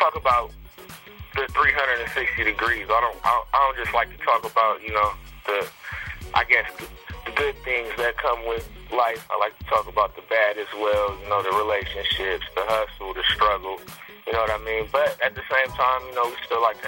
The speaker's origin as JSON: {"language": "English", "town": "Sacramento", "region": "California", "country": "United States", "said": "I'm from California, Sacramento to be exact."}